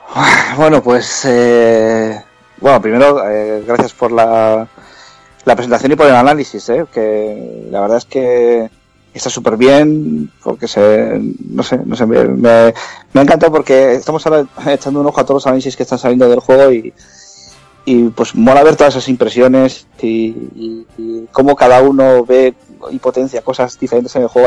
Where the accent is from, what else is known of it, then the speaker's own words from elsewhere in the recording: Bilbao, Basque Country, Spain; somos seis de Bilbao